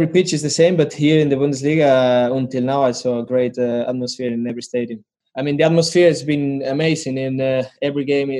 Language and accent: English; Spain; now in Leipzig, Germany; I'm from Spain